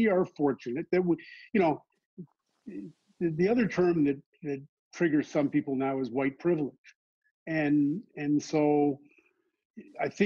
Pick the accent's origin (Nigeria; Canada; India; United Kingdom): Canada; Toronto, Ontario; in the blue collar growing up in Scarborough in the 1960s